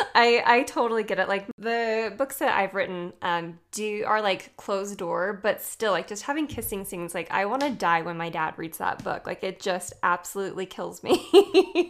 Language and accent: English; Utah, United States; I'm from Utah.